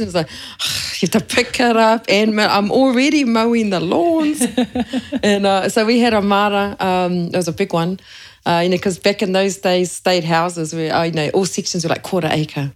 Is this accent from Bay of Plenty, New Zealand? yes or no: yes; Kawerau, Bay of Plenty, New Zealand; now in Papamoa, New Zealand; I'm Ngāti Awa e Ngāti Whakehe Moa, but I grew up in Kawerau.